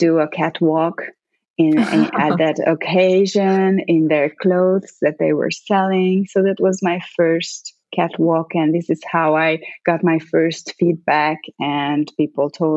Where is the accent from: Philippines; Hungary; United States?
Hungary; English is a second language; moved away as an adult; also born or lived in Italy; I grew up in Hungary in the 80s.